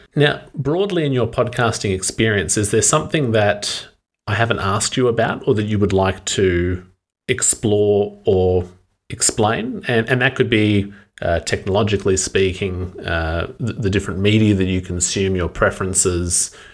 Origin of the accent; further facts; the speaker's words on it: Australia; an Australian speaking English very comfortably